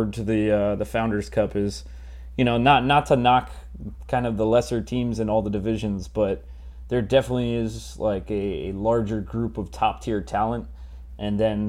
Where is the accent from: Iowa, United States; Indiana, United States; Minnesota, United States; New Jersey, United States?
New Jersey, United States; moved away; I'm from New Jersey, so both the finals were within traveling distance from where I grew up